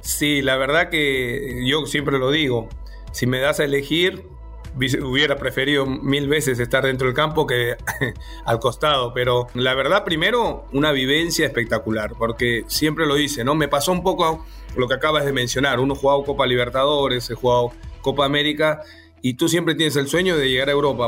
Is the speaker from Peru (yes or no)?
yes; Peru